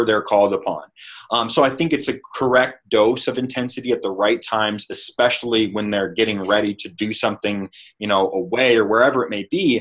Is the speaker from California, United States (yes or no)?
yes; Stockton, California, United States; I come from Stockton, California